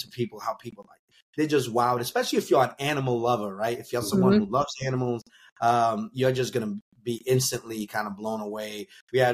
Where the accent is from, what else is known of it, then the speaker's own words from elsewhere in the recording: New Bedford, Massachusetts, United States; my hometown of New Bedford, Mass.